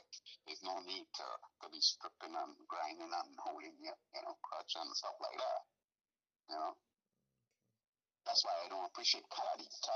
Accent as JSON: {"language": "English", "country": "Trinidad & Tobago", "moved": "yes", "lives_now": "United States", "said": "I'm from Trinidad. I am from Trinidad and Tobago. I wasn't born in the United States."}